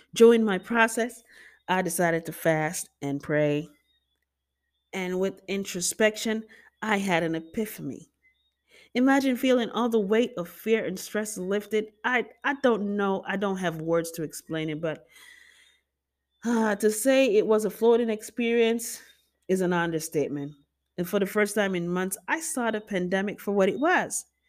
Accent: Jamaica; I just love being Jamaican. I embrace my culture 'cause we're so dramatic.

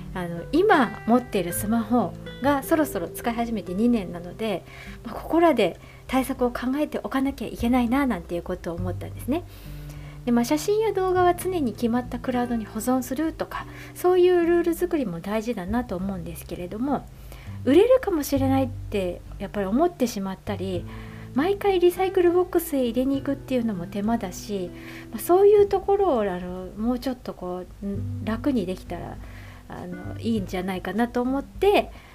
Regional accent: Nara, Japan; moved away as an adult; now in Tokyo, Japan; 実家の奈良から上京する

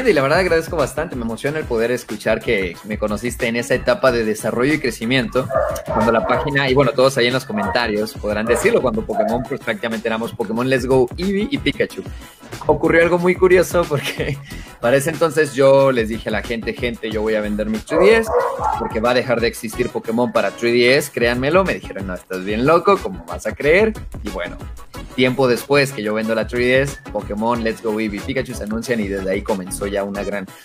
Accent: Acapulco, Guerrero, Mexico; moved away as an adult; now in Mexico City, Mexico; yo no soy de la Ciudad de México, yo soy acapulqueño, soy costeño de corazón, la verdad soy costeño. Oh, y cuando yo vivía en Acapulco, ya hace más de, ya hace 10 años, hace 10 años, estamos hablando de casi 14, 15 años

